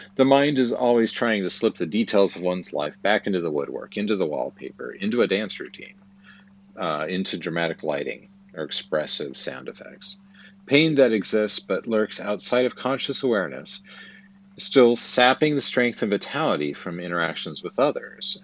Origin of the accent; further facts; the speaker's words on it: Twin Falls, Idaho, United States; I was born in Twin Falls, Idaho, in the Magic Valley, at the Magic Valley Regional Medical Center on April 15, 1974